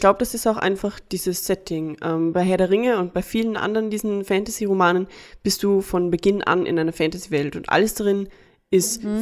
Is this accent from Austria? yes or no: yes; Austria; bei uns in Österreich